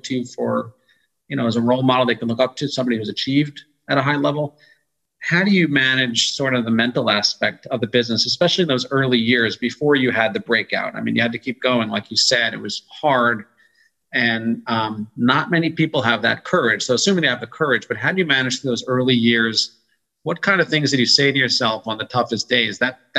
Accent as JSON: {"language": "English", "region": "New York", "country": "United States", "tie": "born or raised there", "also_born_or_lived": "Austin, Texas", "said": "I was born in Austin, Texas, and my family moved to New York. Maybe the only person."}